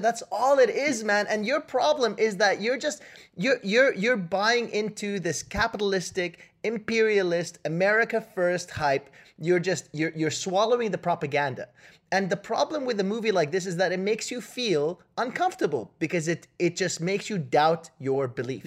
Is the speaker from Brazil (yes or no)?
no; Canada; I'm Canadian